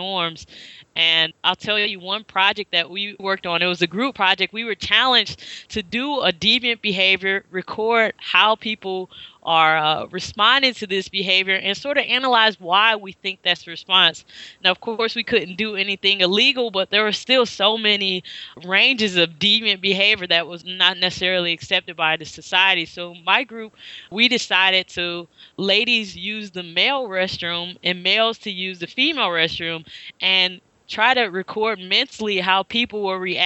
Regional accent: St. Louis, Missouri, United States; moved away as an adult; also born or lived in Nashville; now in Chicago, United States; I'm from St. Louis originally

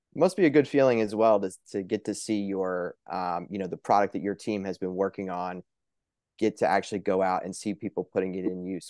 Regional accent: Pennsylvania, United States; here in my home state of Pennsylvania

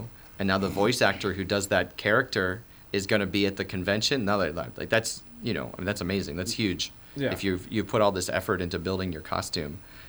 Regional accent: Maryland, United States; I'm from the Washington, D.C. area. I grew up in Maryland.

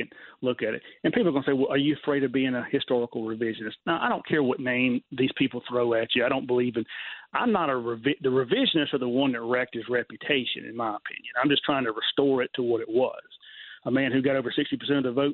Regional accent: Mississippi, United States; moved away; I'm a Southerner. I'm originally from Mississippi

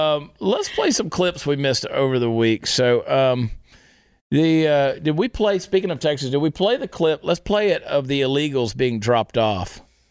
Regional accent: Canada; I still identify as a Canadian trucker.

